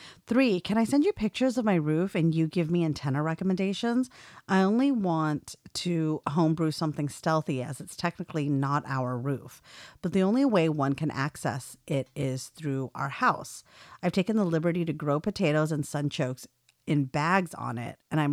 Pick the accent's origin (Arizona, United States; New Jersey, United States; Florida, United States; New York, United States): Arizona, United States; I'm from Arizona originally and grew up eating chimichangas.